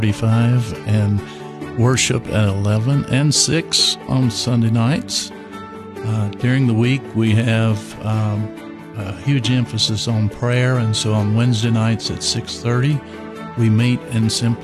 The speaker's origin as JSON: {"language": "English", "region": "Kentucky", "country": "United States", "tie": "born or raised there", "moved": "as an adult", "lives_now": "Texas, United States", "said": "I grew up in Kentucky. I was the son of a Baptist preacher, which means we moved a lot."}